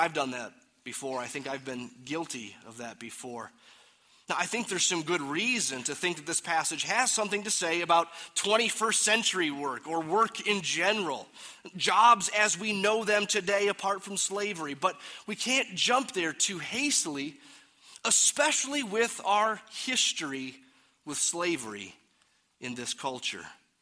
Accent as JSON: {"language": "English", "country": "United States"}